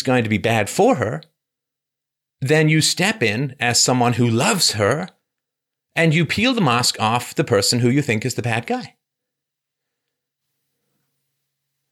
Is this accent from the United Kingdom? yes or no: yes; England, United Kingdom; I grew up in England